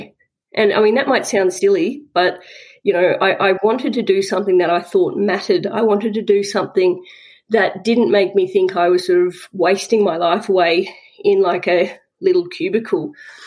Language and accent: English; Southwest Victoria, Australia; I grew up in Southwest Victoria, little country town